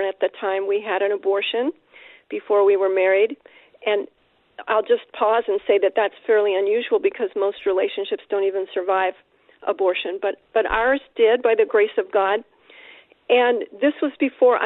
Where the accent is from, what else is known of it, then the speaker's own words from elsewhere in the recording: San Francisco, California, United States; now in Sebastopol, United States; I was born and raised in San Francisco, and I currently live about an hour north in Sebastopol